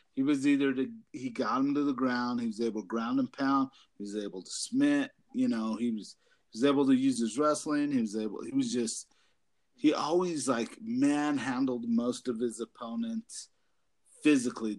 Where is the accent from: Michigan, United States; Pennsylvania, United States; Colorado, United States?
Colorado, United States; we're from Colorado.